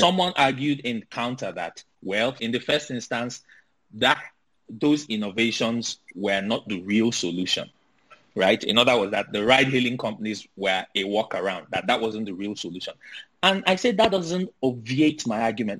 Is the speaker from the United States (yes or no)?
no; Nigeria; as a Nigerian living in Nigeria